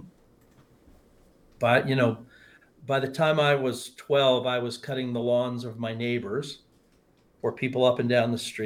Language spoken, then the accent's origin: English; Kansas City, Missouri, United States; moved away as an adult; also born or lived in Chicago, Illinois / Tucson, Arizona; now in Arizona, United States; Born in Chicago, age 6, moved to Kansas City, stayed there until I was 18 and graduated from high school